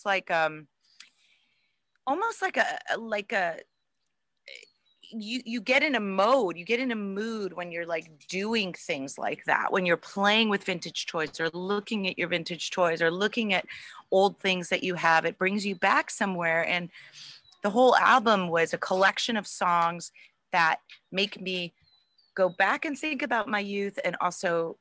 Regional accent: Cleveland, Ohio, United States; I grew up in Cleveland, and WMMS was like the thing to listen

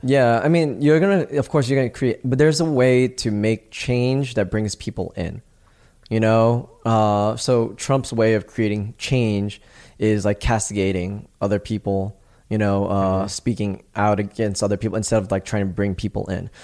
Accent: New York, United States; moved away as an adult; also born or lived in Los Angeles / Greece; I'm from New York, born and raised, right? I had moved out

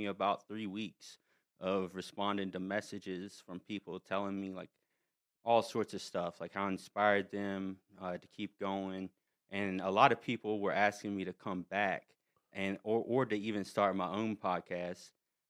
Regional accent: North Carolina, United States; I do have like some Cherokee in my family, but like I'm from North Carolina. There's a lot of Cherokee around that area.

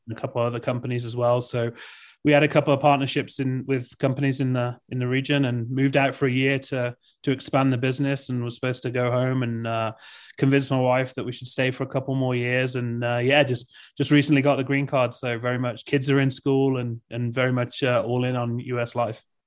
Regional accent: England, United Kingdom; moved away as an adult; now in Park City, United States; grew up in England, uh, for thirty, thirty-two years, and then, yeah, moved to the U S about six years ago

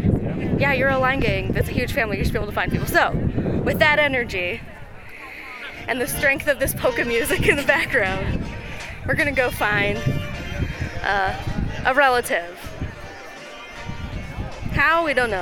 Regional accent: Mandan, North Dakota, United States; there are a lot of people there from my hometown of Mandan

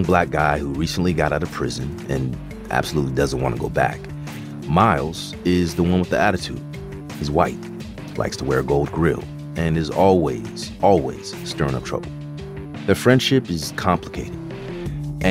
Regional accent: Bay Area, California, United States; I'm originally from the Bay Area

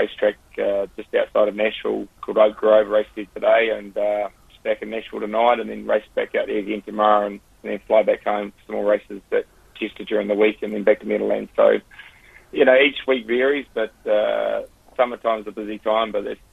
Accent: Christchurch, Canterbury, New Zealand; moved away as an adult; I'm from Christchurch and grew up with it

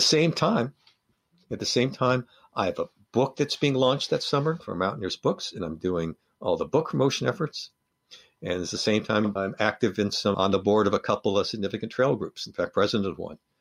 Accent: Los Angeles, California, United States; I grew up in Los Angeles

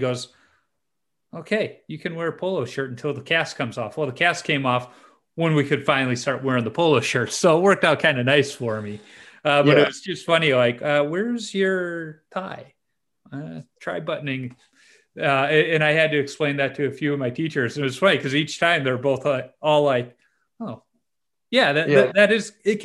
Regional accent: Chicago, Illinois, United States; I grew up in Chicago, a Cubs fan. So that was really rough as a kid, because I grew up on the South Side in White Sox territory

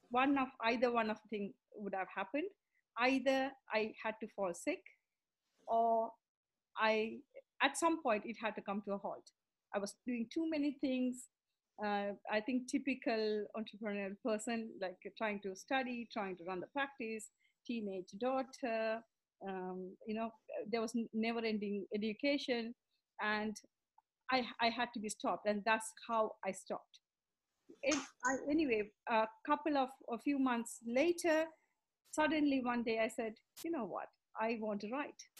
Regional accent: Sri Lanka; also born or lived in India; now in London, United Kingdom; I live in London. I'm originally from Sri Lanka. And um, so, to give a background of my story, I grew up in Sri Lanka.

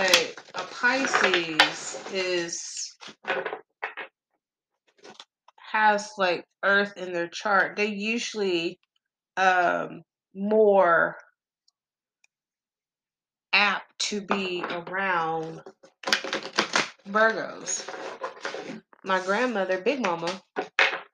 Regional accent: Texas, United States; I am country as hell. I'm from Texas.

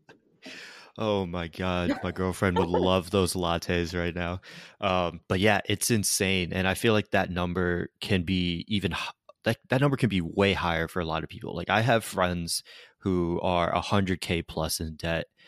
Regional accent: Connecticut, United States; moved away; also born or lived in Florida; I'm originally from Connecticut

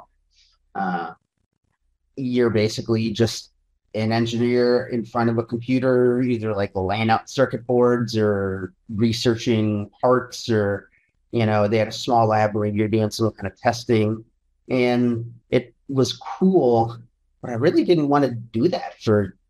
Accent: North Port, Florida, United States; I grew up in Northport, Florida, which is just like nothing in Florida effectively

